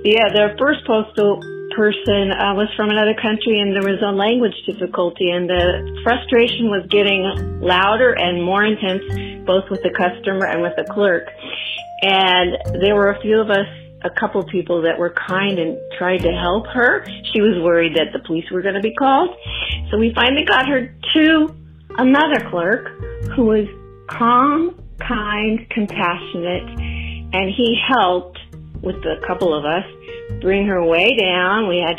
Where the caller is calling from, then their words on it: Northern California, United States; I'm …. I'm calling from Northern California.